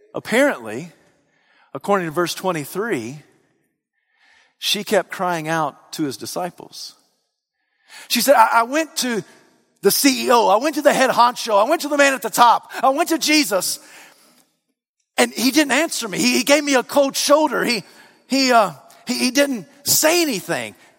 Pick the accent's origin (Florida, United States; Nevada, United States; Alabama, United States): Alabama, United States; I'm from the region of Alabama